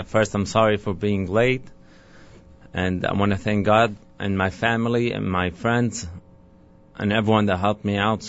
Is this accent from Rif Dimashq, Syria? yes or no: no; Damascus, Damascus Governorate, Syria; moved away as an adult; now in New York City, United States; I grew up in Damascus, Syria.